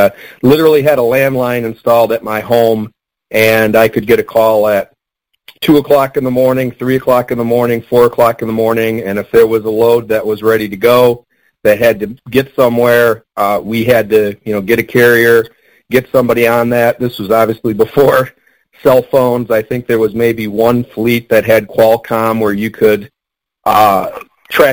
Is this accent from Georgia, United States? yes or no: no; Detroit, Michigan, United States; I'm from the Detroit area